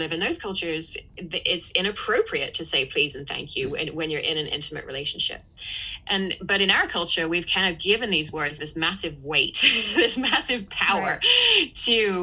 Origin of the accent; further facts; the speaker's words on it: England, United Kingdom; as an English person growing up in a house where please and thank you was certainly very important